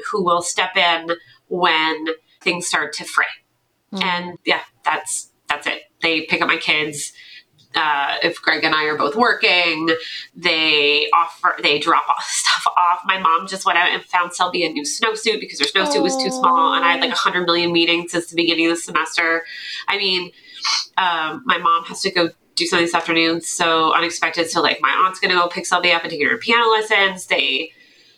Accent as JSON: {"language": "English", "town": "Fredericton", "region": "New Brunswick", "country": "Canada", "tie": "born or raised there", "also_born_or_lived": "Toronto", "moved": "as an adult", "said": "I moved from Toronto back to my hometown of Fredericton, New Brunswick, where my mother and her sister live"}